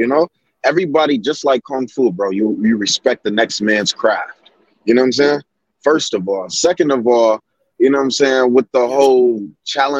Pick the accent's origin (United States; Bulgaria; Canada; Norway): United States; Kalamazoo, Michigan; I'm from Kalamazoo, Michigan